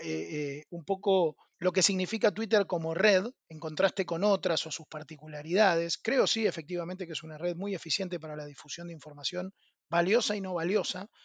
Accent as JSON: {"language": "Spanish", "country": "Argentina", "said": "soy argentino"}